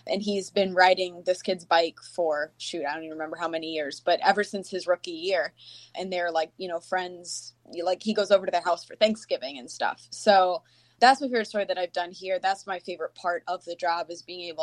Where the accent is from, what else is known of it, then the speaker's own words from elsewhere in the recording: Tampa, Florida, United States; moved away as an adult; now in Green Bay, United States; I'm from Tampa and went to University of Florida